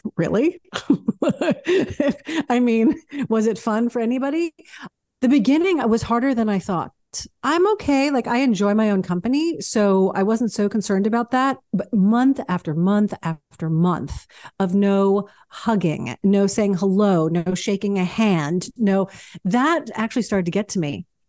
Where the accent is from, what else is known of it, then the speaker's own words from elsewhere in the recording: New York City, New York, United States; also born or lived in Baltimore, Maryland; growing up in New York was you know, it was kinda everything, um, I, I grew up fast because of it